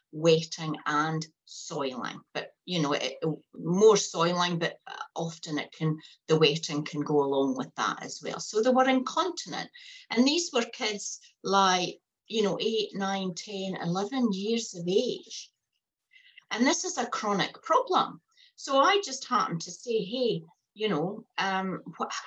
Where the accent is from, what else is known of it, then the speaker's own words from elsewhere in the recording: Fife, Scotland, United Kingdom; moved away as an adult; now in Hastings, New Zealand; I'm not a New Zealander. I've come out from Fife in Scotland